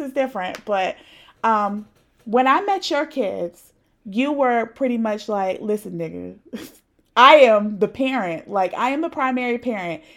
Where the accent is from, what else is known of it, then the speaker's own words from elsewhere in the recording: Raleigh, North Carolina, United States; also born or lived in Providence; We're from the same place, so we're from Raleigh-ish, 'cause I was born in Providence